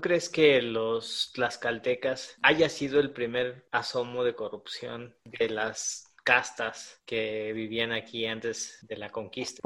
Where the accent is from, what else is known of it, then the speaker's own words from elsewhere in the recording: Coapa, Mexico City, Mexico; mi nación, de Cuapa